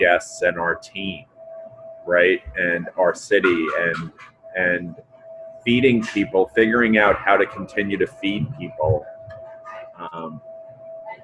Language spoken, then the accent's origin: English; New York City, New York, United States; now in Georgia, United States; Misham and I are both from New York City, right? So we're Yankees, and we're damn Yankees by Georgia standards